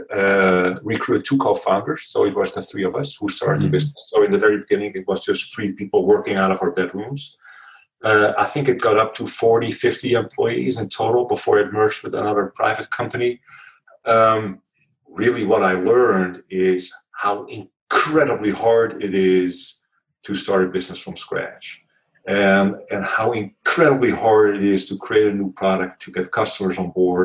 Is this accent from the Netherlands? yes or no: yes; Netherlands; accent: Dutch; moved away as an adult; also born or lived in Palo Alto, United States; my accent is Dutch. So if you were wondering, born and raised in the Netherlands